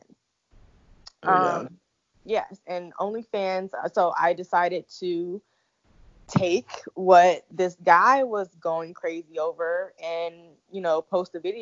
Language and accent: English; Illinois, United States; moved away as an adult; now in Atlanta, United States; I am originally from Illinois, but 3 years ago I moved to Atlanta